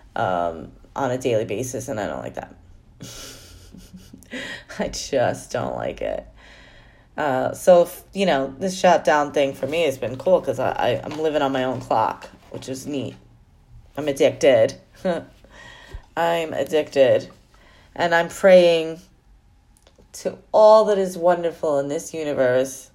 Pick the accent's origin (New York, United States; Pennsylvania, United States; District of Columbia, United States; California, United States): New York, United States; I'm a New Yorker. I'm proud of that.